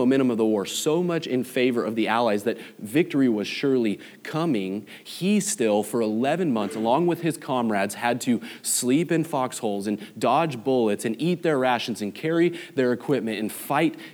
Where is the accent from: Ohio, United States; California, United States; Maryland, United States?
California, United States; Los Angeles; moved away as an adult; now in Flower Mound, United States; I'm from Los Angeles, and I vividly remember in second grade going to the Museum of Tolerance there in Los Angeles